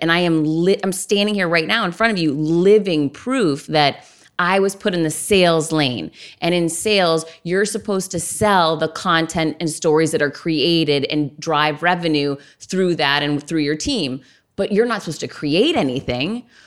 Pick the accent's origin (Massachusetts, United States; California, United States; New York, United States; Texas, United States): Massachusetts, United States; Worcester; I grew up in Worcester, Massachusetts.